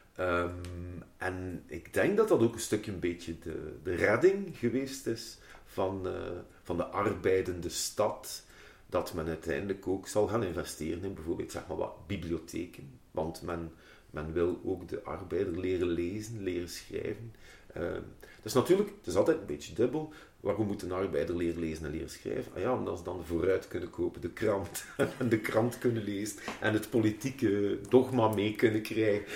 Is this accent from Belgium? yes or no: yes; Ghent, Flanders, Belgium; ik ben opgegroeid in de Sas en In, uh, mijn, mijn eerste levensjaren heb ik in de Pontstraat eh, doorgebracht